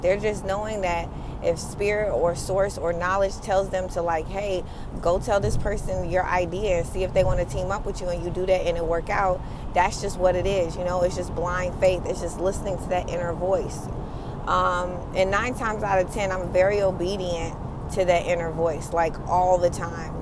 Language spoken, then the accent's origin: English; United States; I am an American kid raised from um, Caribbean parents